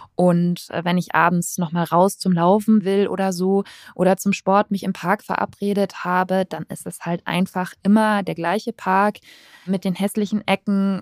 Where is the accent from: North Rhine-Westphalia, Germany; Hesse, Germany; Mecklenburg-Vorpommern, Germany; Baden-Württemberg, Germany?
Baden-Württemberg, Germany; Bad Mergentheim; now in Berlin, Germany; Bad Mergentheim im Tauberkreis. Das ist meine Heimatstadt mit zwanzigtausend Einwohnern